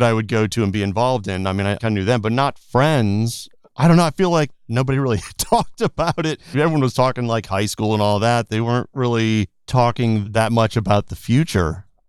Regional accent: East Coast, United States; Just growing up in the East Coast, I really didn't think of LA, even though I knew LA was definitely a big location on the list for music.

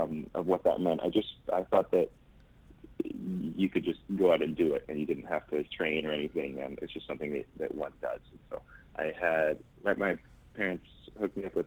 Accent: Vancouver, British Columbia, Canada; I grew up in Vancouver, Canada

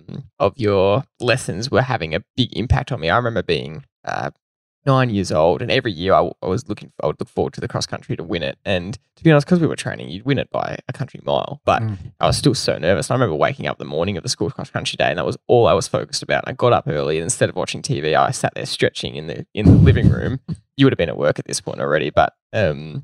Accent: Belgrave, Victoria, Australia; we grew up in Belgrave

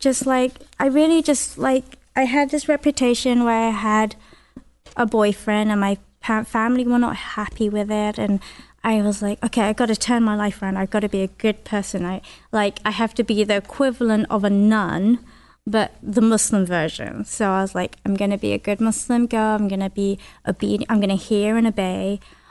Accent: London, United Kingdom; accent: Northern; I came from West London and I moved to East London. And it was a big culture shock. I spoke differently. I walked differently. I talked differently from them. They had a very strong Essex accent. I had a Northern accent.

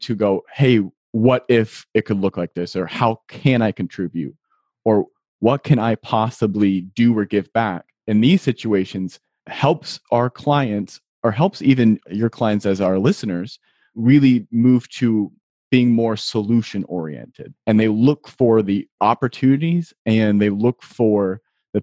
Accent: Ohio, United States; I'm from Ohio

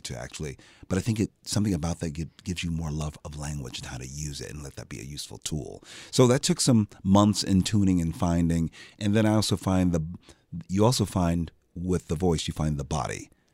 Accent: Philadelphia, Pennsylvania, United States; I'm from Philadelphia. I'm like, I know how we speak.

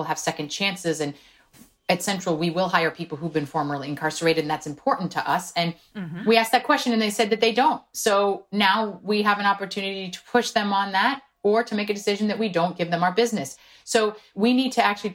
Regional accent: South Korea; first language Korean; English is a second language; now in United States; I was born in South Korea. Korean was my first language

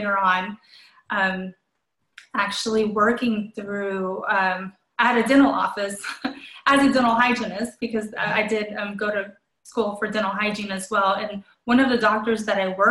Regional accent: Colombia; now in United States; I was born in Colombia, South America

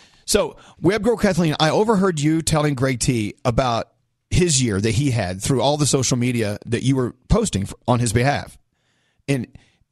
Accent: Scotland, United Kingdom; I'm Scottish

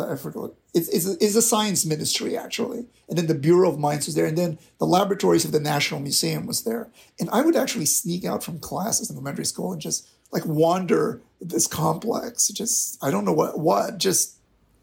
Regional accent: Manila, Metro Manila, Philippines; moved away as an adult; now in North Carolina, United States; I'm originally from the Philippines. I grew up in the Philippines.

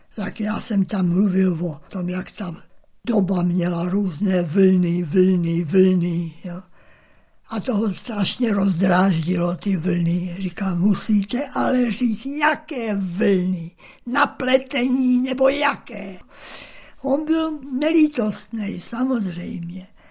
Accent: Sečovce, Košice Region, Slovakia; Narodil jsem se v Sečovcích na Slovensku

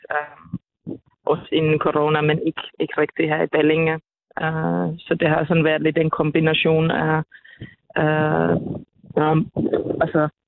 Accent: Finland; now in Denmark; og jeg er jo lidt fra Finland, og, og min familie er for det meste bor derovre

